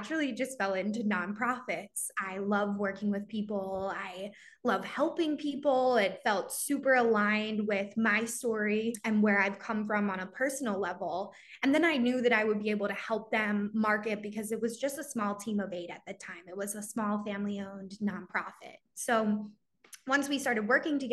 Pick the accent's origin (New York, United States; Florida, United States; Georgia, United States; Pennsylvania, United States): Pennsylvania, United States; Philadelphia; also born or lived in Virginia; I'm from Greater Philadelphia area